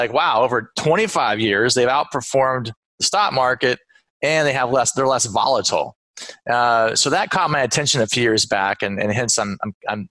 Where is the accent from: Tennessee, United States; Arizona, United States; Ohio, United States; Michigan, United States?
Arizona, United States; Phoenix; moved away as an adult; also born or lived in Los Angeles / New Jersey / North Carolina; now in Austin, United States; I was from Phoenix